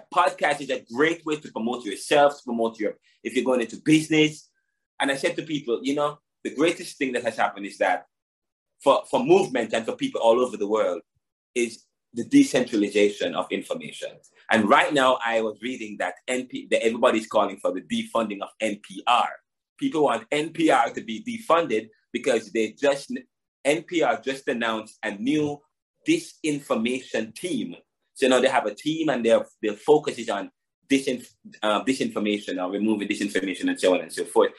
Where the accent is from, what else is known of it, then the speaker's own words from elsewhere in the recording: Jamaica; I'm from Jamaica